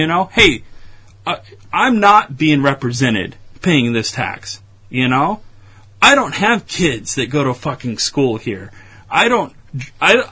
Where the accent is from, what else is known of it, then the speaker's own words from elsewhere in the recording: United States; also born or lived in Chicago; I'm American